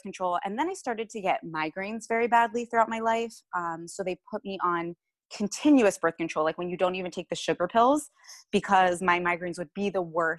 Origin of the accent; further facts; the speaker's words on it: Cincinnati, Ohio, United States; moved away as an adult; now in Yardley, United States; I'm from Cincinnati, Ohio